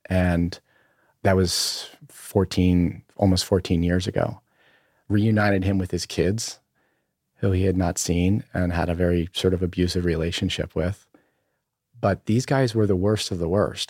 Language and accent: English; Berlin, Maryland, United States; also born or lived in Ocean City, Maryland; I grew up on the eastern shore of, of Maryland, uh, in a town of, uh, called, uh, Berlin, Maryland